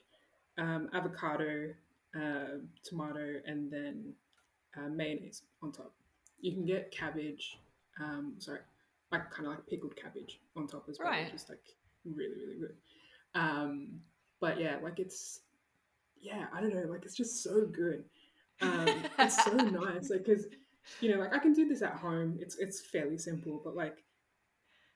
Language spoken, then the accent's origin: English; Sydney, New South Wales, Australia; I grew up in Southwest Sydney